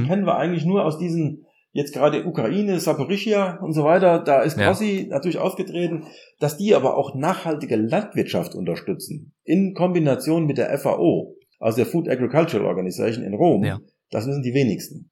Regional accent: Germany; moved away as an adult; also born or lived in Ireland; now in Gießen, Germany; man fühlt sich dann doch irgendwann als Deutscher

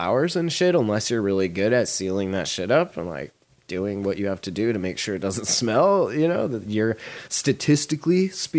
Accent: Montana, United States; when I was growing up in Montana.

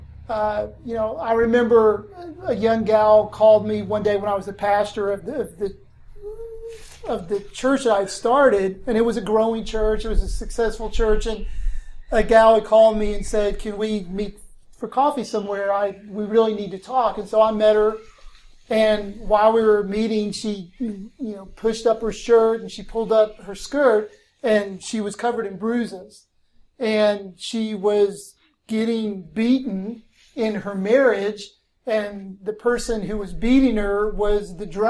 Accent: Blacksburg, Virginia, United States; moved away as an adult; also born or lived in Tennessee; now in Hermitage, United States; I grew up in Southwest Virginia, Blacksburg, Virginia.

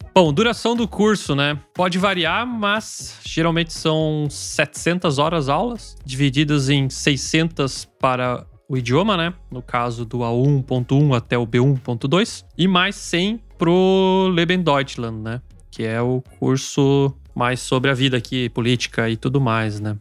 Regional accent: Brazil; now in Germany; como brasileiros

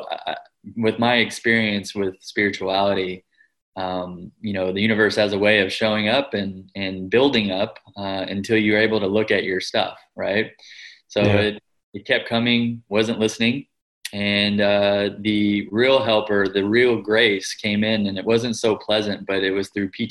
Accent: Kentucky, United States; also born or lived in California; I grew up in the United States, mm-hmm. predominantly in Kentucky, which is a part of the Bible Belt there

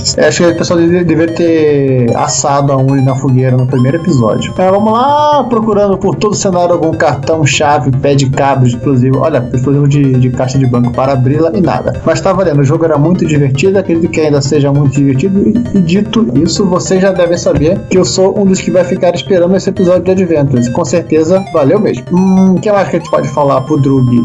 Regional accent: Rio de Janeiro, Brazil; moved away as an adult; now in Campinas, Brazil; eu não sou de Campinas, eu sou carioca e tô, por enquanto, até eu achar o que fazer da minha vida morando em Campinas

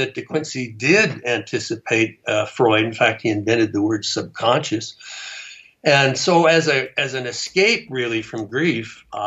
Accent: Canada; now in New Mexico, United States; I'm from Canada

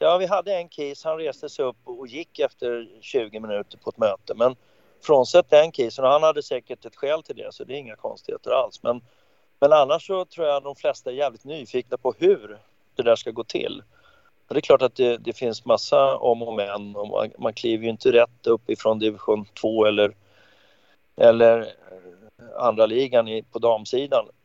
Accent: Stockholm, Stockholm County, Sweden; jag växte ju upp i Farsta

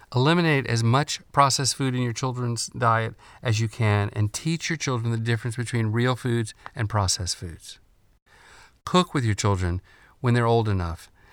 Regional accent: United States; being an American is a source of great pride

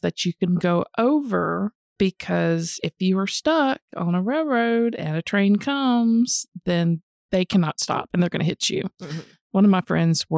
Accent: Lowndes County, Mississippi, United States; growing up in Lowndes County area in Mississippi

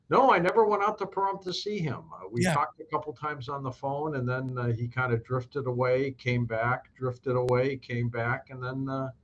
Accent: St. Louis, Missouri, United States; I hope everybody's well in my hometown of St. Louis.

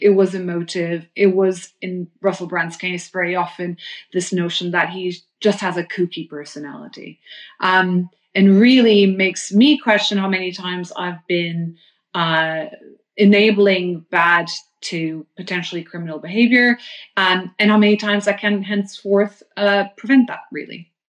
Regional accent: London, United Kingdom; as a Londoner

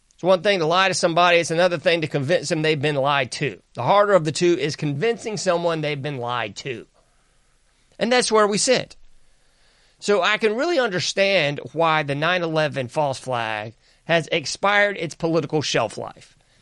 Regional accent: the South, United States; I'm from the South

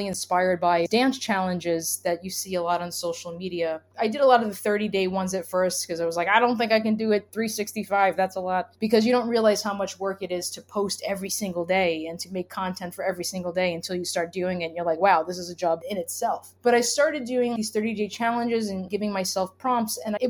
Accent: New York City, New York, United States; I'm from Brooklyn

